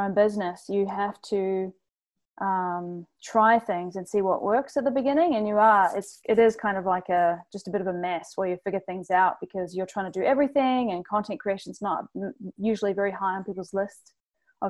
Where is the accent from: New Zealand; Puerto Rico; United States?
New Zealand; now in Toronto, Canada; I'm not Canadian, I'm from New Zealand, but I'm here in Toronto running this agency.